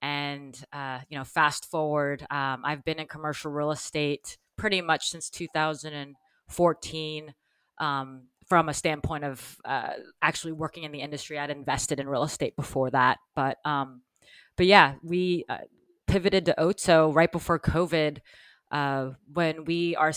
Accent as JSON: {"language": "English", "region": "Texas", "country": "United States", "tie": "born or raised there", "also_born_or_lived": "New York", "moved": "as an adult", "said": "I grew up in Texas"}